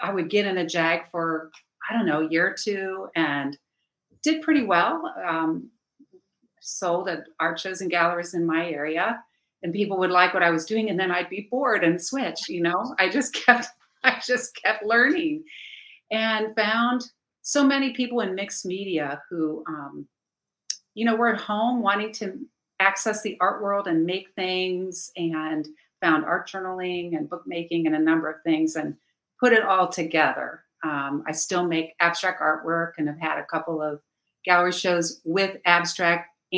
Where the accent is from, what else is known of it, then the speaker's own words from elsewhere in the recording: Cincinnati, Ohio, United States; I'm from Cincinnati, Ohio